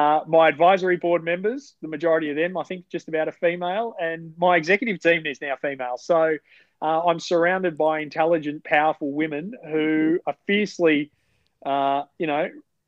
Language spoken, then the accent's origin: English; Melbourne, Victoria, Australia; moved away as an adult; now in Sydney, Australia; I grew up in Melbourne. In a suburb called Fairfield, which is very different to the Fairfield up here